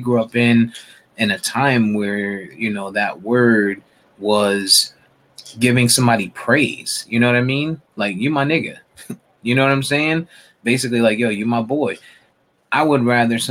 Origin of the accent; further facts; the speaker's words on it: Northeast, United States; now in Florida, United States; I didn't grow up in the South. I grew up in the North, Northeast